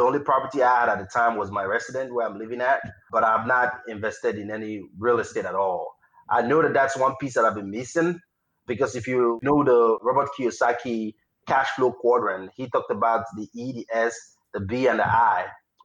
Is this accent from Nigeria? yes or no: yes; Nigeria; moved away as an adult; now in United States; I was born and raised in Nigeria and I came to the United States for grad school